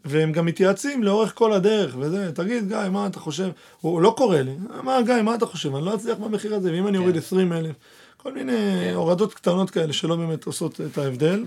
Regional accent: Argentina; also born or lived in Petah Tikva; now in Israel; עכשיו אני ארגנטינאי

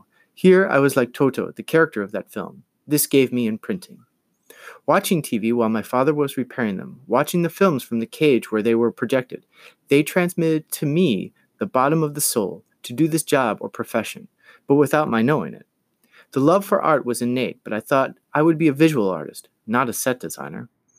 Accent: Abruzzo, Italy; born there; English is a second language; I was born in 1959 in Abruzzo, a small village on the hills near the mountains in the central Apennines.

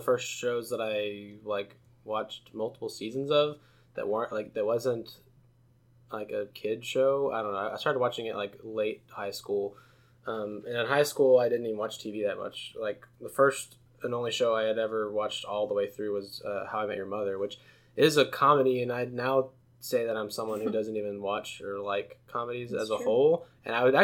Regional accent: United States; as an American

